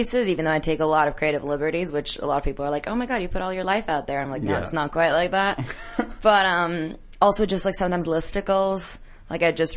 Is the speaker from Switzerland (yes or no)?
yes; Switzerland; also born or lived in England / United States; now in London, United Kingdom; I'm from Switzerland, hence my difficult last name